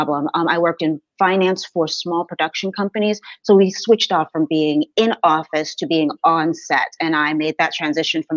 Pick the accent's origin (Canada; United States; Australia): United States; South Florida; I was born and raised in South Florida